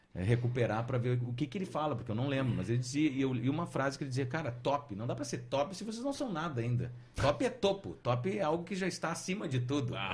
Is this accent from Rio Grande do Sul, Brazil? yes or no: yes; Santana do Livramento, Rio Grande do Sul, Brazil; moved away as an adult; also born or lived in Caxias do Sul; E fui para Santana do Livramento, onde me criei meus primeiros 18 anos.